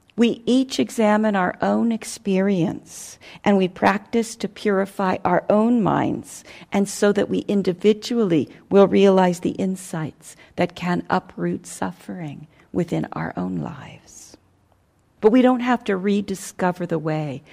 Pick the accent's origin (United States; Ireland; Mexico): United States; I'm an American